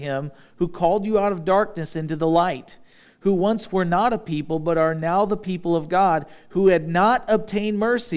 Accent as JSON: {"language": "English", "country": "United States", "said": "I'm an American, but I'm a Christian first"}